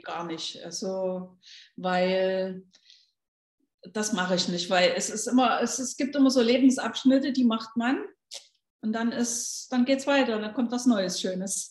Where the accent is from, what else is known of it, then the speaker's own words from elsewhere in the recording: Leipzig, Saxony, Germany; moved away as an adult; now in Gran Canaria, Spain; ich komme ja aus Leipzig und äh, aus dem ehemaligen Osten